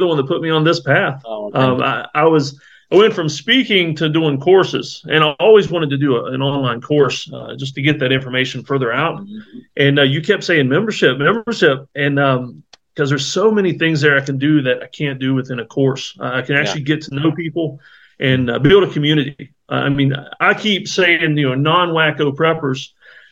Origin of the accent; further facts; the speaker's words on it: Myrtle Beach, South Carolina, United States; moved away; I grew up in Myrtle Beach, South Carolina